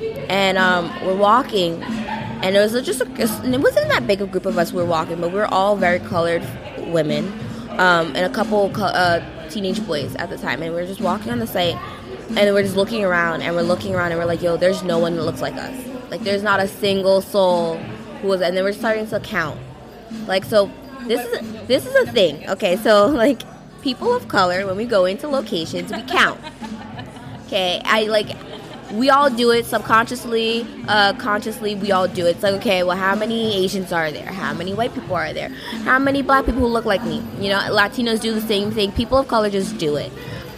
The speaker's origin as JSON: {"language": "English", "region": "New York", "country": "United States", "said": "well, I'm from Long Island, I'm from New Jersey."}